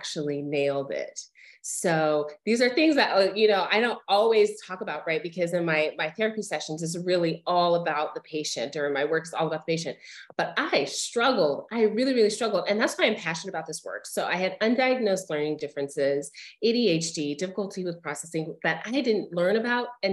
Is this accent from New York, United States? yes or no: no; Albuquerque, New Mexico, United States; moved away as an adult; also born or lived in Colorado / Chicago, Illinois; I grew up in Albuquerque, New Mexico.